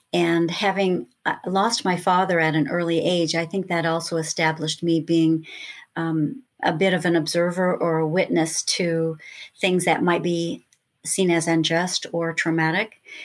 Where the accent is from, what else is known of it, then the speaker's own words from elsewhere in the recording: Lakewood, California, United States; also born or lived in Los Angeles, California; starting as a little girl growing up in Lakewood, California